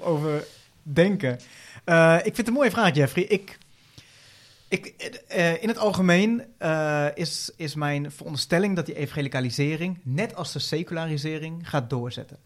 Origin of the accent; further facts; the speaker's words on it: Veenendaal, Utrecht, Netherlands; ik kom uit Veenendaal